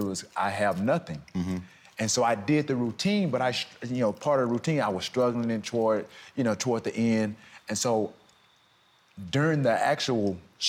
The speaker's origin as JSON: {"language": "English", "region": "the South", "country": "United States", "said": "I'm from the South"}